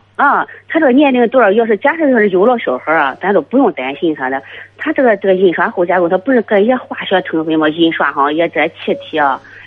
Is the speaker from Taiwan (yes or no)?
no; Taiyuan, Shanxi, China; 我是太爱的